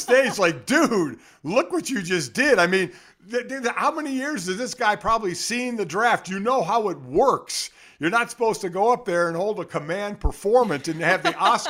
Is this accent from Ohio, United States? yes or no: yes; Cleveland, Ohio, United States; I was born and raised in Cleveland